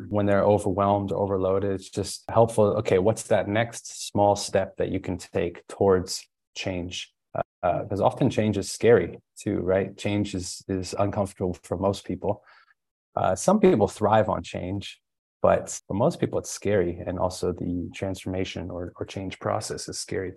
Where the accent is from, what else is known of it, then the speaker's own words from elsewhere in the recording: Springfield, Illinois, United States; moved away as an adult; also born or lived in San Diego, California; born and raised in Springfield, Illinois, but then moved out to California and San Diego for college